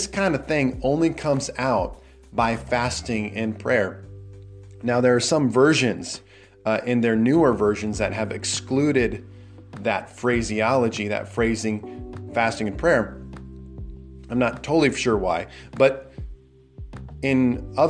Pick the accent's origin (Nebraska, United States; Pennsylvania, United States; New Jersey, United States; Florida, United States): Nebraska, United States; I'm from Nebraska